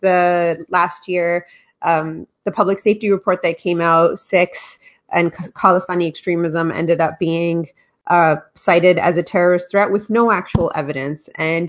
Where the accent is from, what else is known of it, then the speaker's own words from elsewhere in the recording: Canada; it showed that we're Canadian just like everyone else, and we have access to the same tools for activism and advocacy, and we use them well.